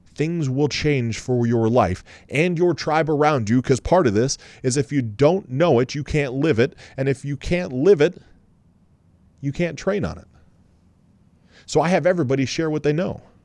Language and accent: English; Columbus, Ohio, United States; We're both from Columbus.